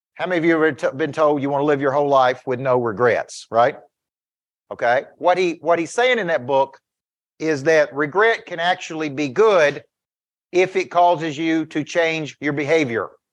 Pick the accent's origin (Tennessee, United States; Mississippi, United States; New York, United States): Tennessee, United States; Woodbury; I'm from Woodbury